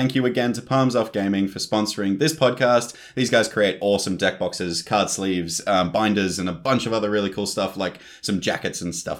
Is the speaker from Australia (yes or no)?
yes; Australia; We're Australian, we're a minority in the commander space.